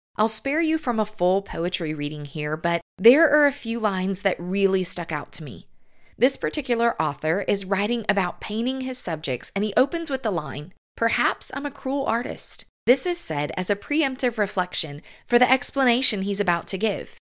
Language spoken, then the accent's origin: English; the South, United States; accent: southern; It was the first time in my life that attention was brought to my southern accent